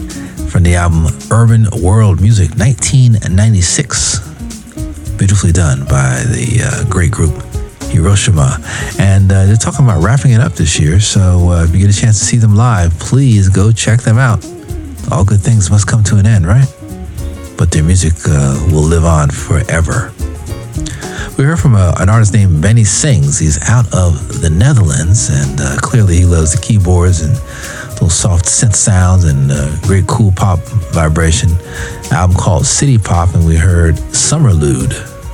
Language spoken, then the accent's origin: English; Westchester and Rockland County, New York, United States; growing up in New York and Westchester and Rockland County.